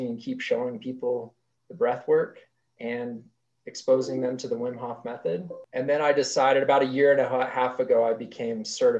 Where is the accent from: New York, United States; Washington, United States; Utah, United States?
Utah, United States; Park City; I grew up here in Utah. My family moved to Park City when I was very young